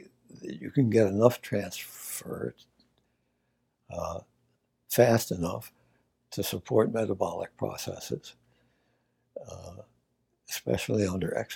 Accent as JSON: {"language": "English", "town": "Auburn", "region": "New York", "country": "United States", "tie": "born or raised there", "said": "As a child, I was born in Auburn, New York, a wonderful place for a child to grow up."}